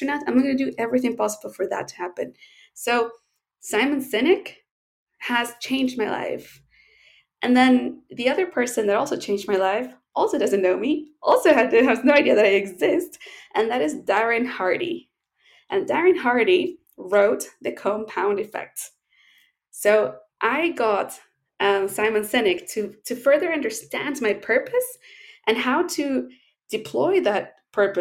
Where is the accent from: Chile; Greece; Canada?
Chile; as we say in Chile, it's a saying here